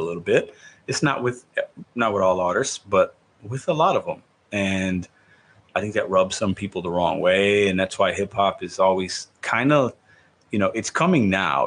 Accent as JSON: {"language": "English", "town": "Chicago", "region": "Illinois", "country": "United States", "tie": "born or raised there", "moved": "yes", "said": "i was born in Chicago. I still have a lot of family in Chicago."}